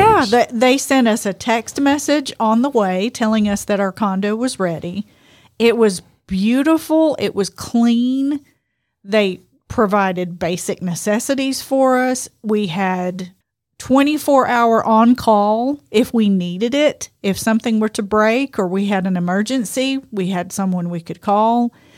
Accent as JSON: {"language": "English", "region": "Louisiana", "country": "United States", "said": "we're from Louisiana"}